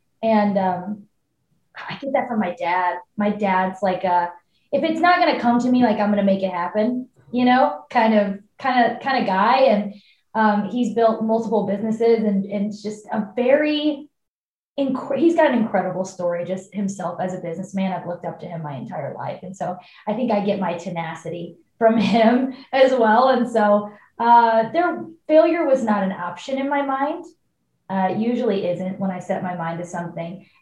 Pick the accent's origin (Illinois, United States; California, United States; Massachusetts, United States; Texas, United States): Illinois, United States; Waterloo; moved away; I'm from Waterloo, Illinois, but it's like 45 minutes from downtown St. Louis